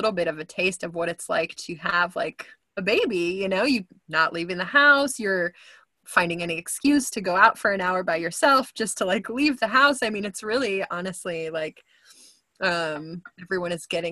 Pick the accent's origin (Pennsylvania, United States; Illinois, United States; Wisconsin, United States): Wisconsin, United States; moved away as an adult; now in Houston, United States; I grew up in Wisconsin. I've only been in Texas. Well, I say only, but it's been 10 years this year since I've been in Texas